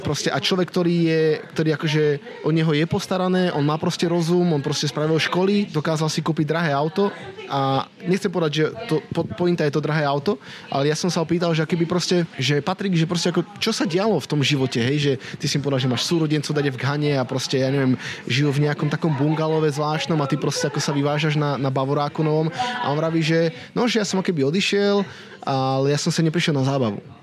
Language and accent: Slovak; Banská Bystrica, Banská Bystrica Region, Slovakia; moved away as an adult; also born or lived in London; ja ako Bystričan by som proste vždy sa chcel vrátiť do Bystrice